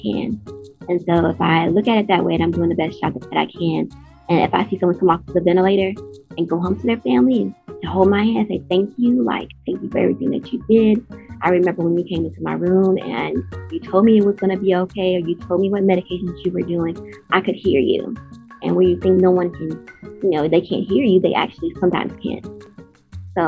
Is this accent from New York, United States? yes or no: no; Natchez, Mississippi, United States; now in Atlanta, United States; I'm from Natchez, Mississippi, and I now live in Atlanta, Georgia